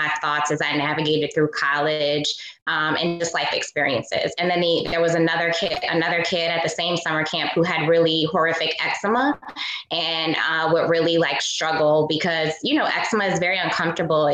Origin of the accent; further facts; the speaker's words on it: New Orleans, Louisiana, United States; a Black girl growing up in New Orleans